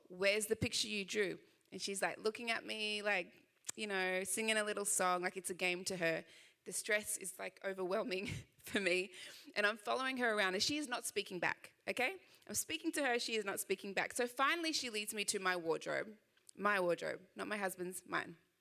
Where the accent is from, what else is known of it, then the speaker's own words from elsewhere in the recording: Sydney, New South Wales, Australia; I know I do have a little bit of an accent, just a little bit. Uh, I am from Sydney, Australia